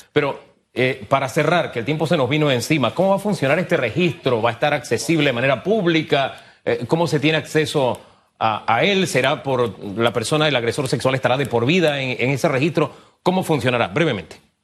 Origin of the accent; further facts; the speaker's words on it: Panama; nosotros como panameños